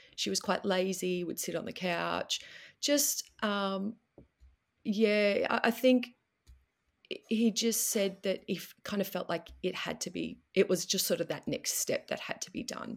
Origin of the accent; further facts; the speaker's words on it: Melbourne, Victoria, Australia; I'm from Melbourne, which is southern Australia